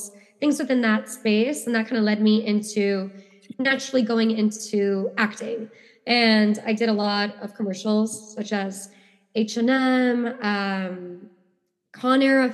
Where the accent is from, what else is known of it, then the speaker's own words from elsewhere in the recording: New York City, New York, United States; I grew up in New York